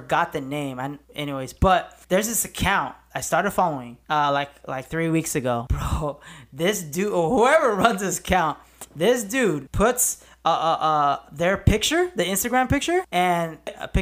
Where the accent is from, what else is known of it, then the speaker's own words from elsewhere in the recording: La Puente, California, United States; also born or lived in Moreno Valley; I grew up in La Puente and I moved from Moreno Valley to La Puente I think first grade